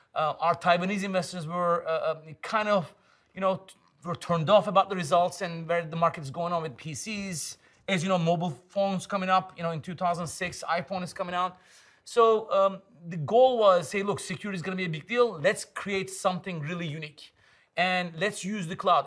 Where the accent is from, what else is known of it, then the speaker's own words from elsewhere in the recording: Istanbul, Turkey; English is a second language; moved away as an adult; also born or lived in Ankara / Germany; now in San Francisco, United States; growing up in Istanbul, born in Ankara.